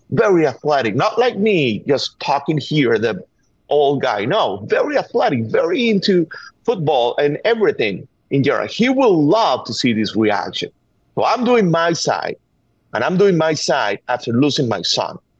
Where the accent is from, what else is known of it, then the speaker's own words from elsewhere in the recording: Venezuela; English is a second language; moved away as an adult; now in United States; We are from Venezuela. I thought that my kid should have chances that I, I, I was not seeing in my country